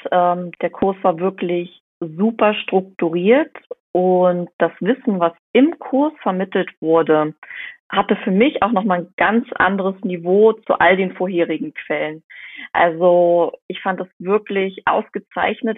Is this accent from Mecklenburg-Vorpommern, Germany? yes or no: yes; Rostock, Mecklenburg-Vorpommern, Germany; ich komme aus Rostock, das ist Mecklenburg-Vorpommern